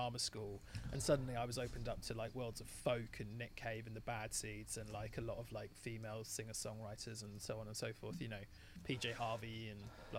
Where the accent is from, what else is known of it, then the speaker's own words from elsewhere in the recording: England, United Kingdom; I only speak one language because I'm English